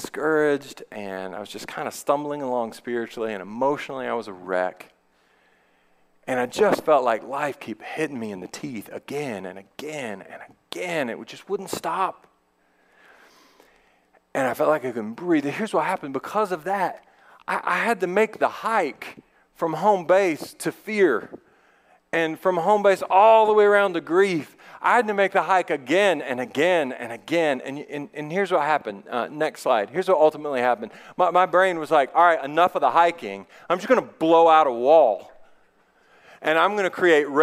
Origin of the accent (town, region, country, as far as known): United States